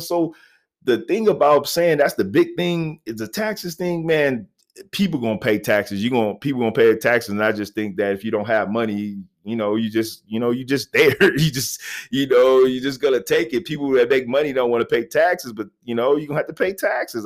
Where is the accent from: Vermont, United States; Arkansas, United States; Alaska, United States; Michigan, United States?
Arkansas, United States; Little Rock; moved away; I was born in Little Rock, Arkansas